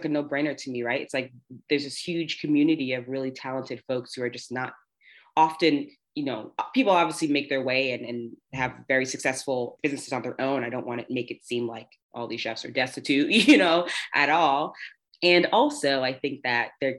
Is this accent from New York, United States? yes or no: yes; New York City, New York, United States; I am a New Yorker born and raised, located here in New York City.